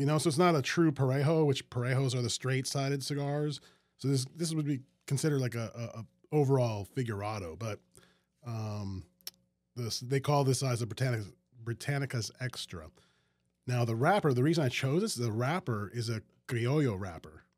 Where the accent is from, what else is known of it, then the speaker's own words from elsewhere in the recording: Metairie, Louisiana, United States; also born or lived in New Orleans; now in Baton Rouge, United States; I grew up in Metairie